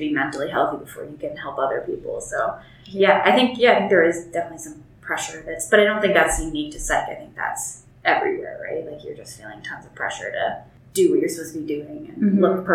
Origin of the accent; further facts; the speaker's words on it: Northern Alberta, Canada; moved away as an adult; now in Calgary, Canada; I grew up in Northern Alberta